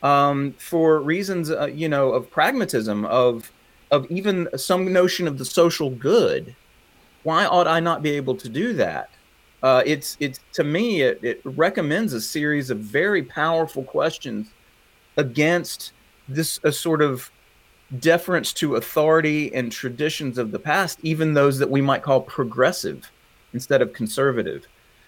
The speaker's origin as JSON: {"language": "English", "region": "the South", "country": "United States", "accent": "southern", "said": "it's why I sound funny, because I'm from the South. I can't shake it"}